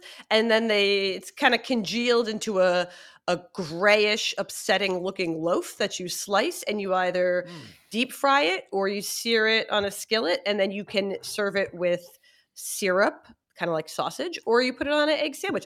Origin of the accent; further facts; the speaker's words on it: Philadelphia, Pennsylvania, United States; I'm from Philly